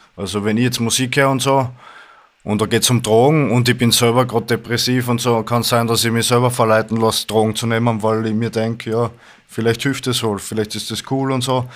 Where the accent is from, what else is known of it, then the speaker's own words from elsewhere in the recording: Styria, Austria; ich komme aus der Steiermark, aus Österreich